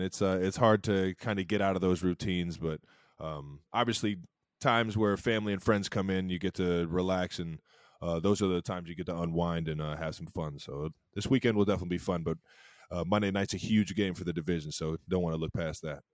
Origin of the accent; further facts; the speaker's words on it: Cleveland, Ohio, United States; now in Kansas City, United States; growing up in Cleveland